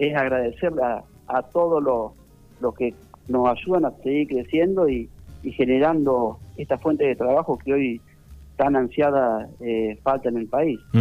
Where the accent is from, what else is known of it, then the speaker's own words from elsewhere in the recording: General Campos, Entre Ríos, Argentina; nuestro querido General Campos